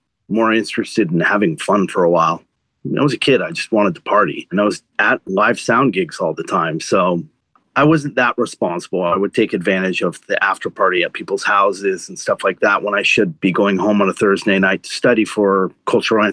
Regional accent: Davis, California, United States; moved away as an adult; also born or lived in São Paulo, Brazil; I was born and raised in Davis, California.

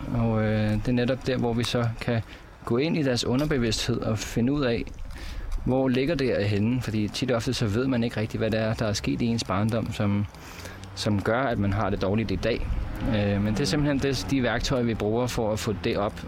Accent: Copenhagen, Capital Region of Denmark, Denmark; moved away as an adult; jeg er fra Amager

